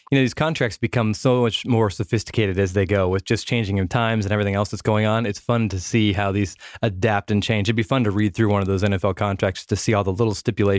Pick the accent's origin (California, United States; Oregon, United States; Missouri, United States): Oregon, United States; growing up in Oregon, believe me, he killed my Ducks many, many years.